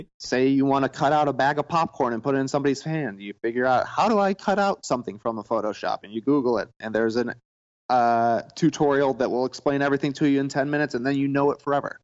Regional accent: Plano, Illinois, United States; I'm actually from a tiny town called Plano, Illinois

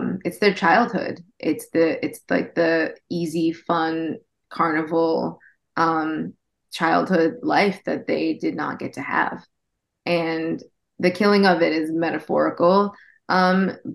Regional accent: Orange County, California, United States; I grew up in Orange County

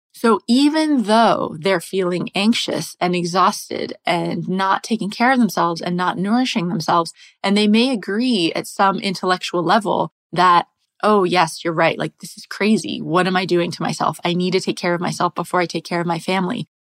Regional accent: United States; moved away as an adult; also born or lived in England / France; So I'm American. I grew up in the US

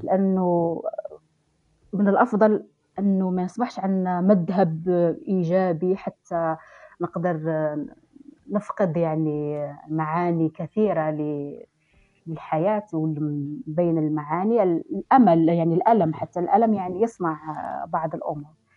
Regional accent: Algeria; نحن كجزائريين أو كثقافة جزائرية

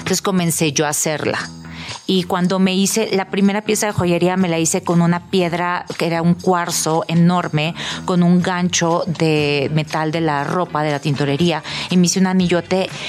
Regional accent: Tijuana, Baja California, Mexico; Bueno, yo nací y crecí en Tijuana

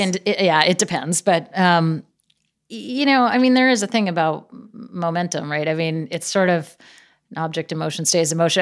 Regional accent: Gig Harbor, Washington, United States; now in Los Angeles, United States; I grew up in Seattle, actually in a little town outside of Seattle called Gig Harbor

